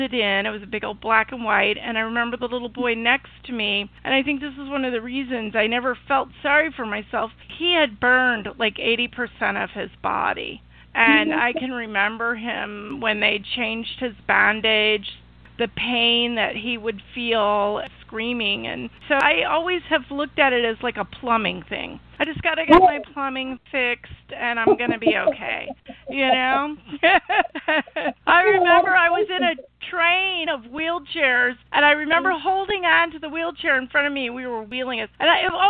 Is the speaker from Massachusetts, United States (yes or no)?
no; Illinois, United States; my hometown in Illinois, which is a small town, 100,000 people